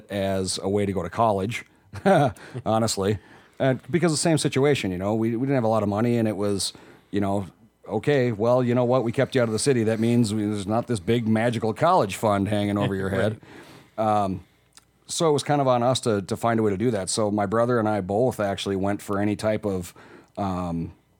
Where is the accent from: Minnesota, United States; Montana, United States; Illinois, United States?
Minnesota, United States; also born or lived in Wisconsin; we moved to Minnesota when I was, kindergarten, first grade age